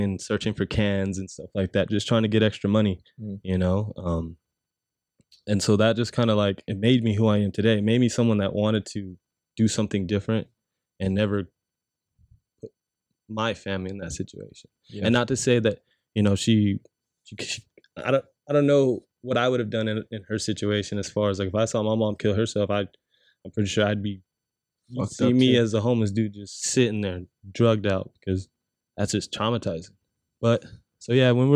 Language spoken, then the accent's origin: English; San Bernardino, California, United States; I was born in San Bernardino